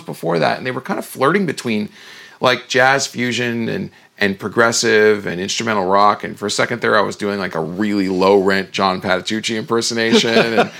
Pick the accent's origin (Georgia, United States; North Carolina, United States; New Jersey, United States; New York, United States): New Jersey, United States; moved away as an adult; also born or lived in California; when I say I grew up in New Jersey, it's like, yeah, there's a certain kind of an attitude in growing up in New Jersey